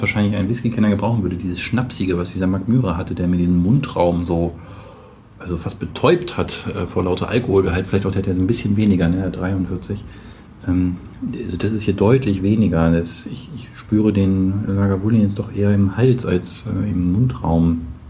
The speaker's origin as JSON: {"language": "German", "town": "Braunschweig", "region": "Lower Saxony", "country": "Germany", "tie": "born or raised there", "also_born_or_lived": "Hamburg area", "moved": "yes", "said": "aus meiner Heimatstadt Braunschweig"}